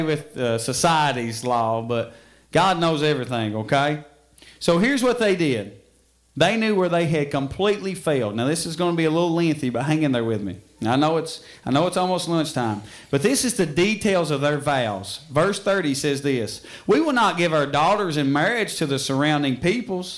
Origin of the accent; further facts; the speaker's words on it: Middle Fork, United States; I'm from Middle Fork